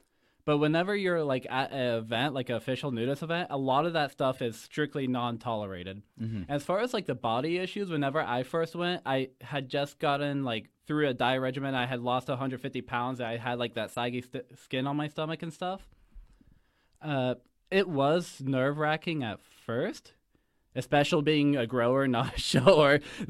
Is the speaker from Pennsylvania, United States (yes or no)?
yes; Waynesburg, Pennsylvania, United States; I'm from Waynesburg, Pennsylvania, and I know it doesn't sound like it. My mouth is just shaped weird, you know? I've just stuck to the accent.